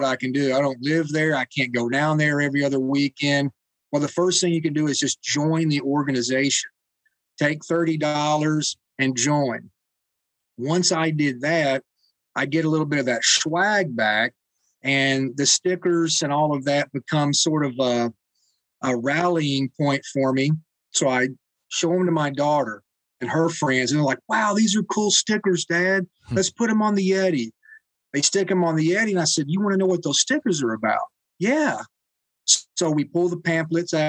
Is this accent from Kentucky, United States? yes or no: yes; Kentucky, United States; I'm from Kentucky